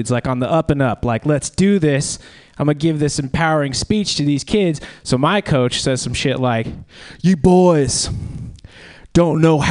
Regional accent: South Central Kansas, United States; moved away; I'm originally from South Central, Kansas

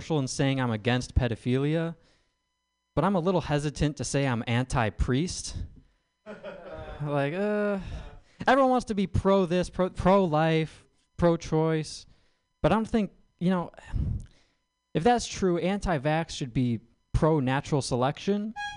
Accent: Midwest, United States; I'm from the Midwest

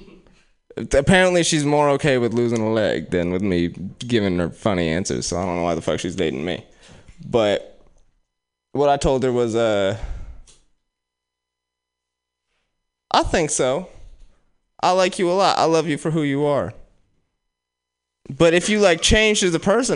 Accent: Oakland, California, United States; I'm from West Oakland

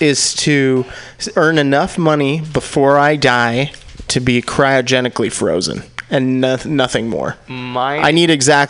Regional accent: Fremont, California, United States; I grew up in Fremont in the 510 nickel and dime.

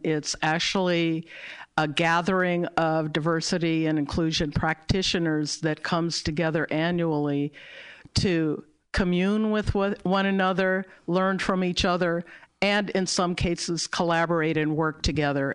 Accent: Berkeley, California, United States; I was born and raised in Berkeley, California

